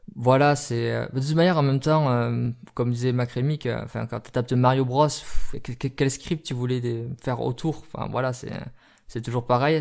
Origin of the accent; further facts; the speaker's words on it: France; chez nous en France